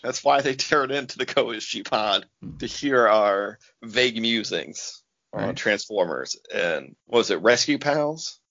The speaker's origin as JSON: {"language": "English", "country": "United States", "said": "I'm American"}